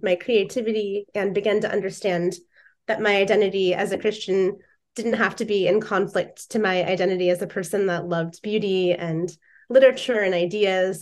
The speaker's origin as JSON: {"language": "English", "region": "Indiana", "country": "United States", "tie": "born or raised there", "moved": "as an adult", "lives_now": "Seattle, United States", "said": "I grew up in Indiana, so I'm from the Midwest."}